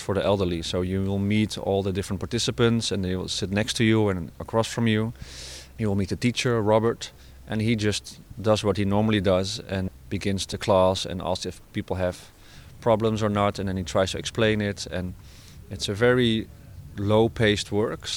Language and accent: English; Netherlands; I'm from the Netherlands and I work as an artist.